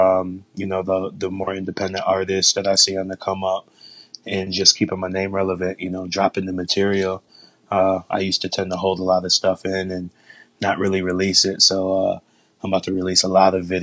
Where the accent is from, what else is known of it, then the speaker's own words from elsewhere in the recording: Jamestown, New York, United States; moved away as an adult; also born or lived in Atlanta; now in Florida, United States; I'm from originally from Jamestown, New York. That's upstate New York